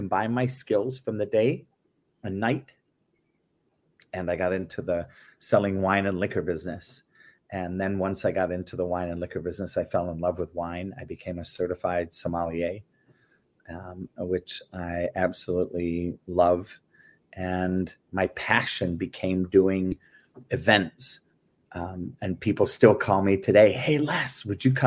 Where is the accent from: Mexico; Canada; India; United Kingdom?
United Kingdom; England; moved away; also born or lived in Belgium / France; I grew up in England, was born and raised in England.